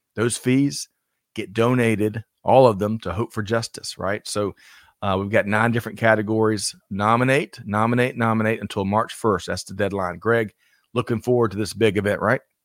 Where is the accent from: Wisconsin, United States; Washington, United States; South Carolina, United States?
South Carolina, United States; my home state of South Carolina